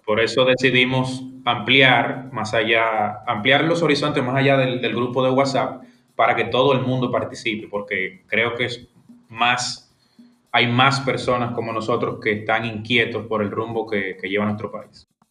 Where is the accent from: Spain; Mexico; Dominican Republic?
Dominican Republic; soy un dominicano